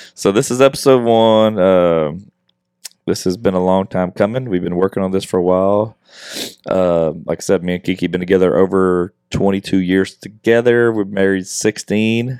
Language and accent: English; Westlake, Louisiana, United States; moved away as an adult; now in Houston, United States; my hometown in Westlake